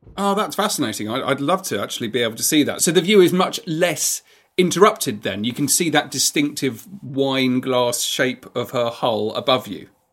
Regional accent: England, United Kingdom; I'm English

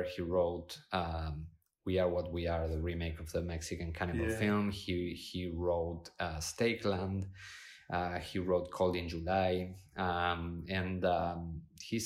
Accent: Argentina; moved away; also born or lived in Spain; I was born in Spain, grew up in Argentina

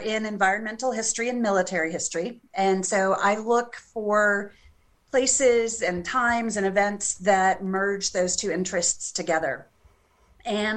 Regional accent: Albuquerque, New Mexico, United States; moved away as an adult; now in Boise, United States; I went to the University of New Mexico, where I got my bachelor's degree, also in history. And that's where I grew up. So I went to my hometown school

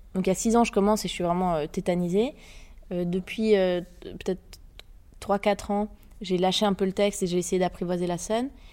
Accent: Geneva, Switzerland; also born or lived in France; Je viens de Genève, en Suisse. J'ai passé le gros de ma vie là-bas, mais aussi un peu en France.

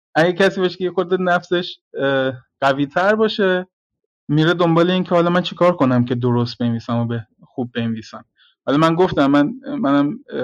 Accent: Gorgan, Golestan, Iran; محیط شهر خودمون رو در نظر گرفتم گرگان

